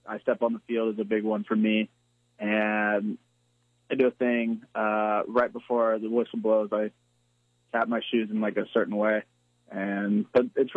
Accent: San Clemente, California, United States; moved away as an adult; also born or lived in San Diego; now in Charleston, United States; I was in Southern California, so I was, like, right in between L.A. and San Diego

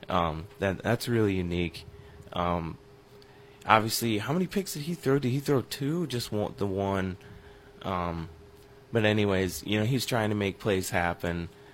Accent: River Falls, Wisconsin, United States; I grew up in River Falls, Wisconsin, and for most of my childhood, that's where the Chiefs had training camp

